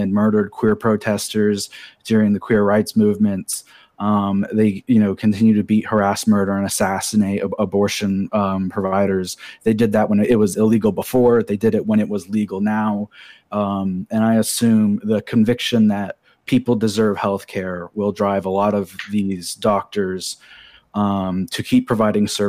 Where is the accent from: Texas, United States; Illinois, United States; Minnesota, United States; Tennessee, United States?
Tennessee, United States; Jefferson City; I grew up in Jefferson City next to Carson Newman